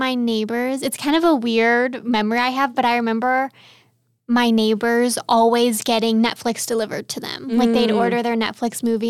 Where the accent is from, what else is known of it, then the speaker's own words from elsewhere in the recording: California, United States; because I'm from California, so it was always pretty warm.